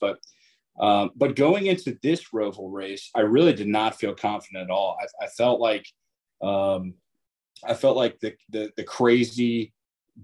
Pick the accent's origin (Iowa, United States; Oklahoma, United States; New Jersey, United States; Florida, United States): Florida, United States; Jacksonville; I'm from Jacksonville, Florida